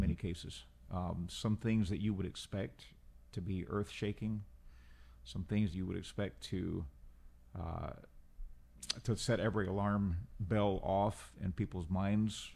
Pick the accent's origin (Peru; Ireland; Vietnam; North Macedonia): Peru; accent: Peruvian; also born or lived in Central America / Portland, Oregon; now in San Antonio, United States; I was born in Peru, uh, over half a century ago.